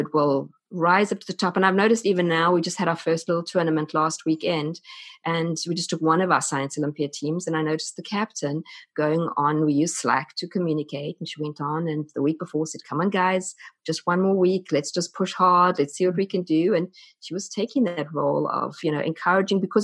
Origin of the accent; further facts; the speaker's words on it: South Africa; accent: South African; moved away as an adult; You may notice my accent. I'm South African, and we moved across from South Africa when my oldest child was 12.